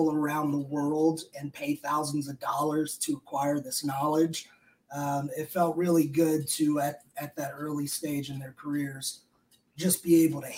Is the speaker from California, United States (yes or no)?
no; Richmond, Virginia, United States; moved away; I was down in my hometown of Richmond, Virginia.